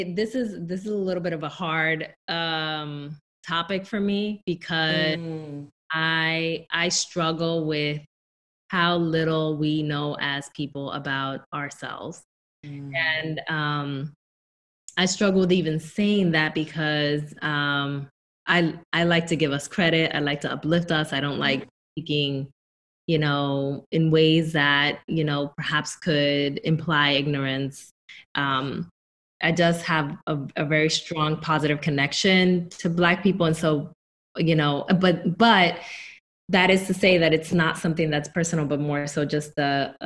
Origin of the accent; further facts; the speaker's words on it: Newark, New Jersey, United States; moved away as an adult; I come from Newark, New Jersey. And up until about 5 months ago, I still lived in Newark, New Jersey.